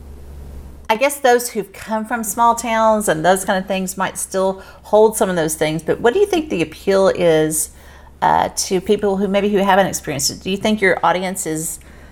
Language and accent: English; Texas, United States; also born or lived in New Orleans, Louisiana; I was born in New Orleans and then transplanted to Texas when I was in second grade.